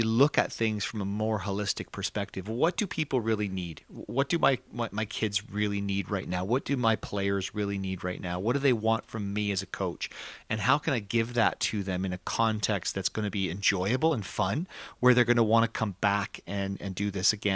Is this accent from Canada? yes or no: yes; Canada